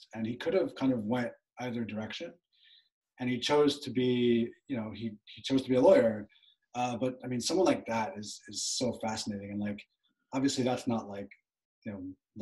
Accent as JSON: {"language": "English", "area": "Long Island", "region": "New York", "country": "United States", "tie": "born or raised there", "said": "I'm from Long Island, New York, from a town that it's a pretty upscale town"}